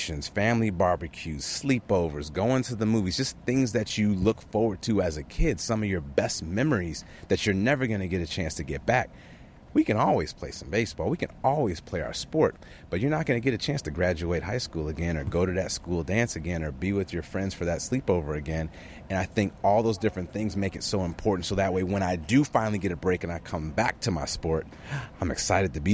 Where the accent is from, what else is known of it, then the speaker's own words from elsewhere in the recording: Chicago, Illinois, United States; I was from Chicago